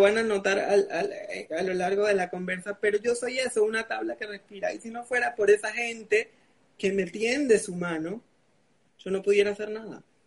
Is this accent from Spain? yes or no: no; Venezuela; now in Panama; Soy un chico venezolano, eh, residenciado en Panamá de 27 años